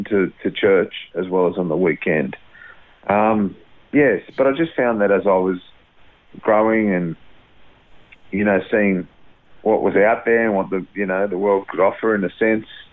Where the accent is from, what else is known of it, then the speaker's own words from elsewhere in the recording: Sydney, New South Wales, Australia; I was born in Brighton Mass Sands, which is just near the airport in Sydney